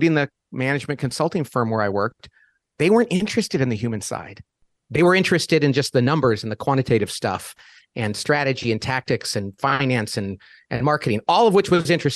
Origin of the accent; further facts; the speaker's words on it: Bakersfield, California, United States; my parents did not go to college. I came from Central California, Bakersfield, which is a little slice of Oklahoma in the middle of California.